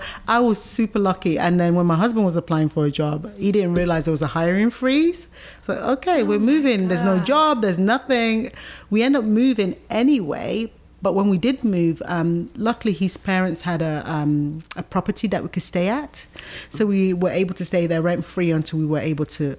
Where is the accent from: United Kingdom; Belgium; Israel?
United Kingdom; London; moved away as an adult; also born or lived in Nigeria; now in Richmond, United States; I was born in Nigeria and my family emigrated to London. That's when I was 7 years old. So I've basically grown up in London